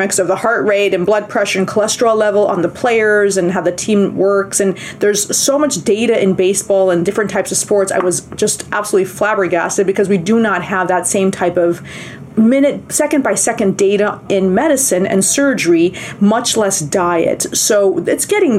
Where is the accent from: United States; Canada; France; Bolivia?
Bolivia; moved away; we're from South America, from Bolivia